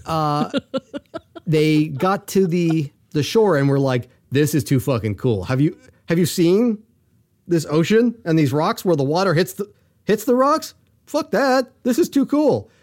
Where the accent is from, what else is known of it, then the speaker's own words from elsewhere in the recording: United States; I'm an American